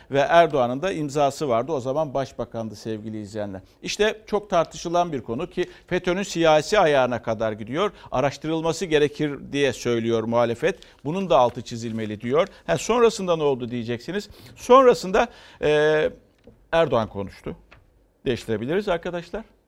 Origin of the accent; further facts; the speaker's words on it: Istanbul, Turkey; bir İstanbullu olarak